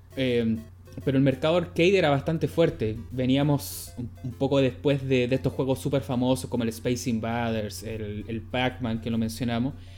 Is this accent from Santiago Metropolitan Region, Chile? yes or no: yes; Santiago, Santiago Metropolitan Region, Chile; yo soy santiaguino